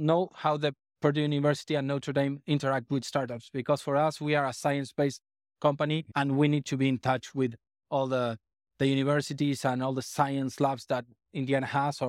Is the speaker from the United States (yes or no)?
no; Argentina; Yeah, I'm from Argentina.